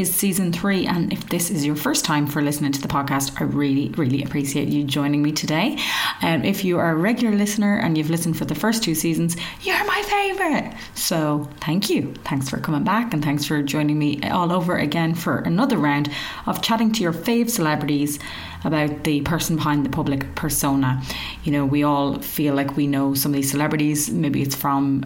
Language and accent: English; Ireland; accent: Irish; Us Irish, we love to talk and we do it in our own unique way